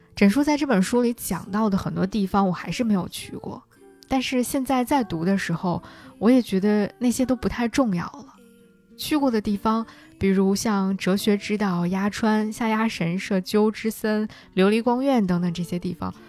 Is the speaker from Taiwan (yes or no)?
no; China; 我作为一个中国人